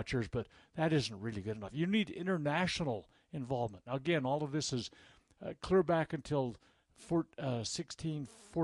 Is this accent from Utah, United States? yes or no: yes; Utah, United States; in my home state, in my capital city